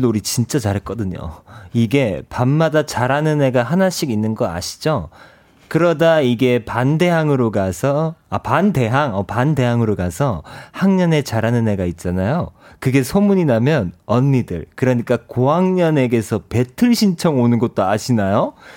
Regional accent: Ulsan, South Korea

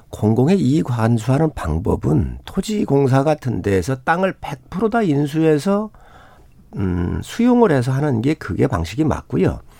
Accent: Seosan, South Chungcheong, South Korea

